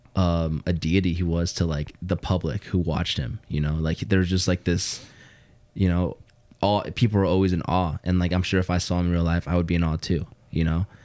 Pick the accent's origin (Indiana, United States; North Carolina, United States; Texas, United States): Indiana, United States; Hammond; I grew up in Hammond and, you know, the whole Chicagoland area